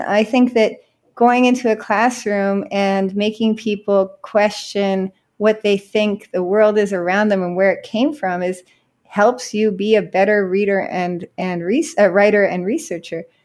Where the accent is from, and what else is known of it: California, United States; now in Miami, United States